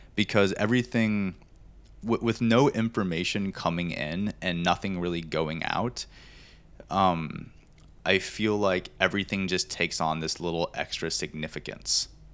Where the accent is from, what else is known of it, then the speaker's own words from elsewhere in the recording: Montana, United States; growing up in Montana, I love being outdoors